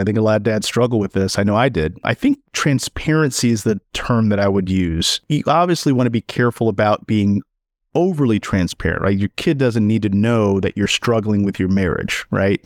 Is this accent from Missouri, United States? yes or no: yes; St. Louis, Missouri, United States; as an African-American male growing up in Saint Louis, actually in, just outside of Ferguson